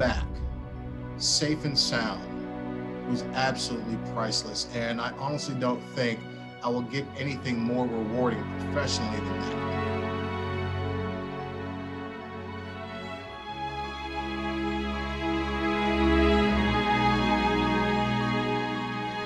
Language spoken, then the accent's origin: English; Massachusetts, United States; moved away; from my home state of Massachusetts